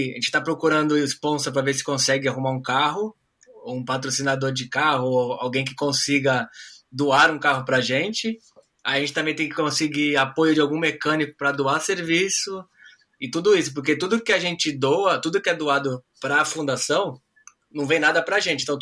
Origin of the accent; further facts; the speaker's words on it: Brazil; now in Australia; Ah, como um bom brasileiro, aquele aquele instinto né, brasileiro de gambiarra a gente conhece um pouco.